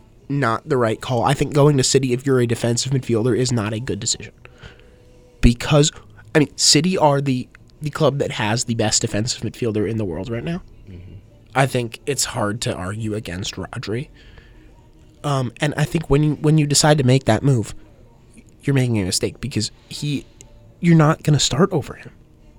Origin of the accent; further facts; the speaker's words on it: Connecticut, United States; I grew up about 45 minutes away from there in my home state of Connecticut